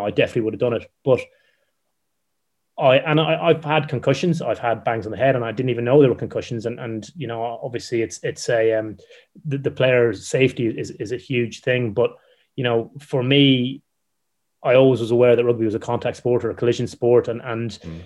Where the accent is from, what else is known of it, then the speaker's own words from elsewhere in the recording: Ireland; I'm Irish